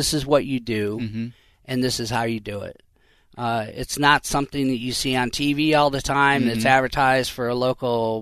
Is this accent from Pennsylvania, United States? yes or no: no; Illinois, United States; also born or lived in Arizona; now in Minnesota, United States; Originally from Illinois